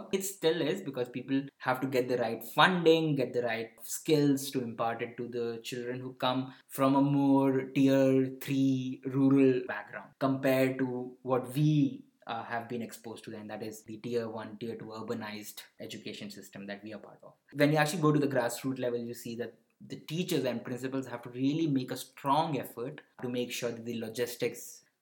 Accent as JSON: {"language": "English", "town": "Varanasi", "region": "Uttar Pradesh", "country": "India", "tie": "born there", "also_born_or_lived": "southern India", "said": "I never moved to north. Even though I was born in Varanasi, but I, there are very few places in north that I've frequented, and that is why I've never, never explored much of northern India."}